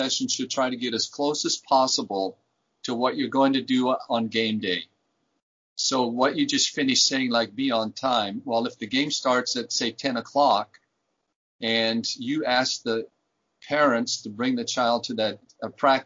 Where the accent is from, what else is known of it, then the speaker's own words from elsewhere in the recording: Germany; now in United States; I was born and raised in Germany as a Flüchtling